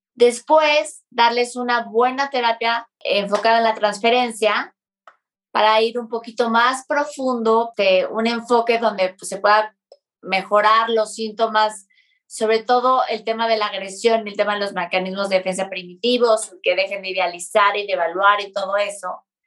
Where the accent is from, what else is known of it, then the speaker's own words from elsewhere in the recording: Mexico City, Mexico; nosotros que somos de la Ciudad de México